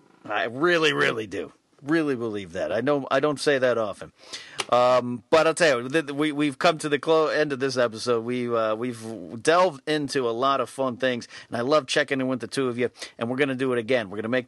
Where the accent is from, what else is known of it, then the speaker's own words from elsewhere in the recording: Arroyo Grande, California, United States; So, for my friends in my hometown of Arroyo Grande, California